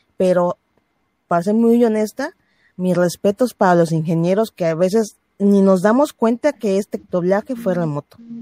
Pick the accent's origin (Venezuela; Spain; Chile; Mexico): Mexico; yo soy mexicana